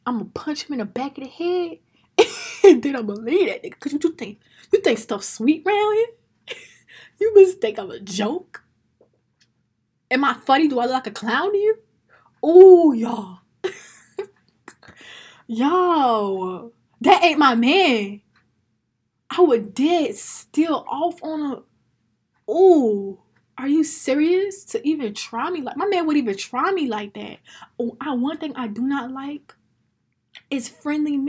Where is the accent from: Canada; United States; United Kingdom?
United States; as an American black woman